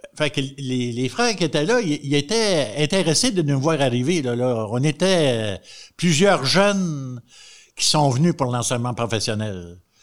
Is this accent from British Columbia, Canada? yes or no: no; Montreal, Quebec, Canada; moved away as an adult; also born or lived in Normandin, Quebec; je suis originaire de Montréal